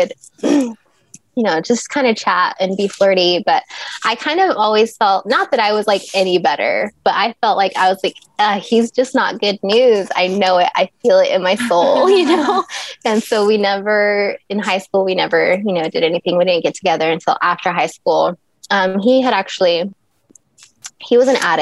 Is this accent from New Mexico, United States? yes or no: yes; Dexter, New Mexico, United States; I'm originally from New Mexico, right outside of Roswell, New Mexico. Little small town, Dexter, probably no more than 4,000 people at the time. And so my high school was teeny tiny